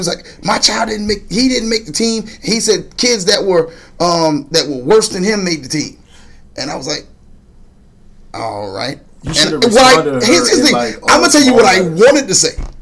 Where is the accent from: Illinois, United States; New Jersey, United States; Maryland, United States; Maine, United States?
New Jersey, United States; Orange; moved away; my hometown, Orange, New Jersey